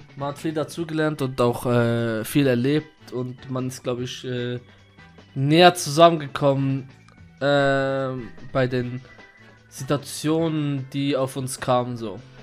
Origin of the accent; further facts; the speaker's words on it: Switzerland; also born or lived in Kurdistan; ich bin in der Schweiz aufgewachsen